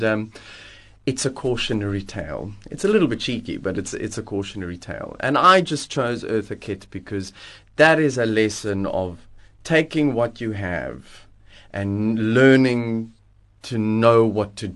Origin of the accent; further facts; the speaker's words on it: Johannesburg, Gauteng, South Africa; now in Cape Town, South Africa; I grew up in Johannesburg